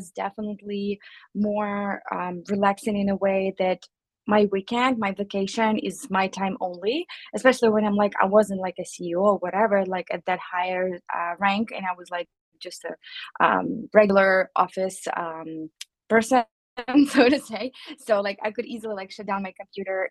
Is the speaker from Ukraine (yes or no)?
yes; Ukraine; moved away as an adult; also born or lived in Chicago, United States; now in United States; I'm an immigrant from Ukraine